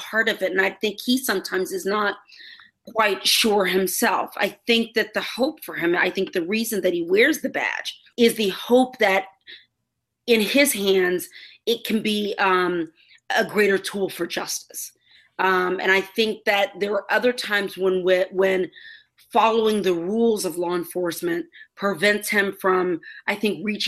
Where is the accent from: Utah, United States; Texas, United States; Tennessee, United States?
Texas, United States; Houston; now in Los Angeles, United States; I'm from Houston